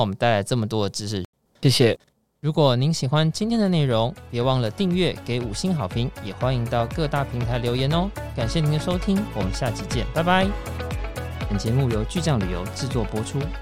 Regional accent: Taiwan; 我们台湾人

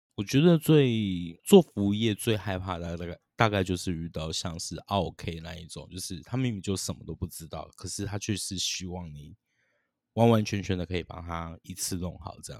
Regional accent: Tainan, Taiwan; 身为台南人的我

